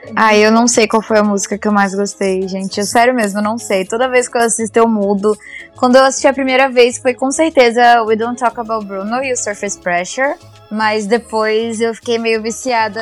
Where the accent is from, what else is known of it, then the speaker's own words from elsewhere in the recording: Manaus, Amazonas, Brazil; moved away as an adult; now in São Paulo, Brazil; Eu, eu sou de Manaus